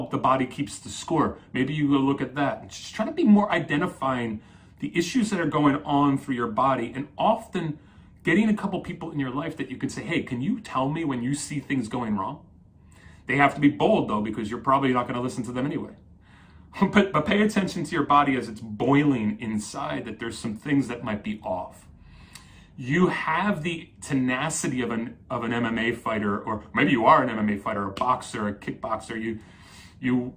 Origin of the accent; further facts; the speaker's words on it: New Jersey, United States; I grew up in Jersey.